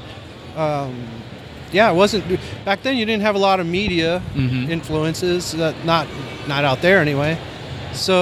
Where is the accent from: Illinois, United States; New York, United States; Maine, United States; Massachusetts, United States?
Maine, United States; now in Los Angeles, United States; I grew up in Maine, which is kind of a isolated place